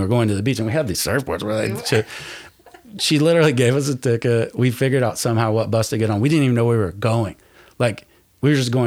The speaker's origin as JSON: {"language": "English", "region": "East Tennessee", "country": "United States", "tie": "born or raised there", "also_born_or_lived": "California / San Diego", "moved": "yes", "said": "I grew up in Tennessee, in East Tennessee"}